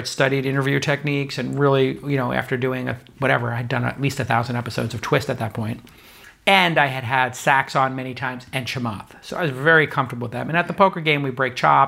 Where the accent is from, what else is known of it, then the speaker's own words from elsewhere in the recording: New York City, New York, United States; now in San Francisco, United States; growing up in New York